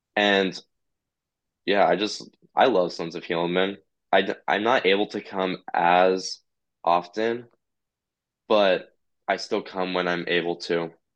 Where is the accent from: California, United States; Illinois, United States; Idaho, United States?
Idaho, United States; I'm from Idaho